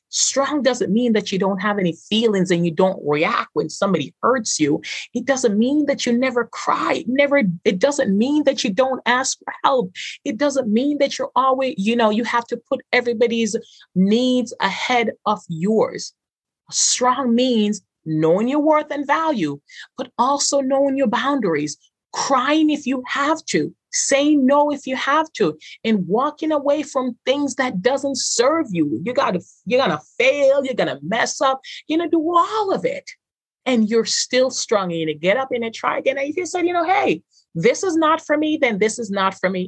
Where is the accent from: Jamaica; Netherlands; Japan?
Jamaica; Growing up in Jamaica